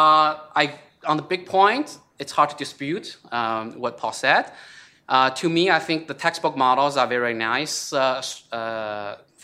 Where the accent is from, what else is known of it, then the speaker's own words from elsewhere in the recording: China; moved away; I came from China